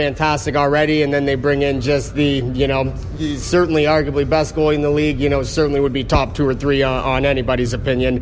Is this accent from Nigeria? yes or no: no; Canada; growing up in Canada